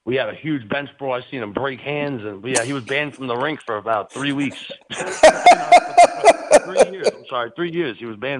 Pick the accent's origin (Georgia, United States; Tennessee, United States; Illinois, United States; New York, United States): New York, United States; New York City; born or raised there; also born or lived in Los Angeles